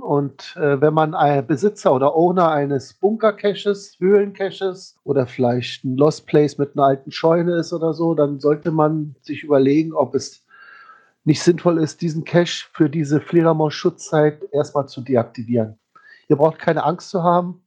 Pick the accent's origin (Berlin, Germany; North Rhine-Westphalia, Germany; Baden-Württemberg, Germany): Berlin, Germany; als Berliner